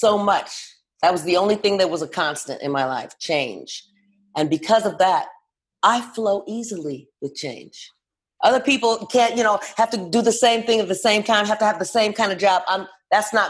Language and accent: English; Los Angeles, California, United States; I'm from LA, born and raised